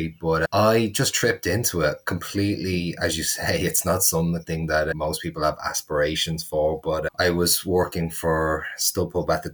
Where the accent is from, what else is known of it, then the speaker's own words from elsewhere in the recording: Dublin, Leinster, Ireland; accent: Dublin; moved away as an adult; also born or lived in United States; I was in Dublin, which is where I'm from, where I am right now.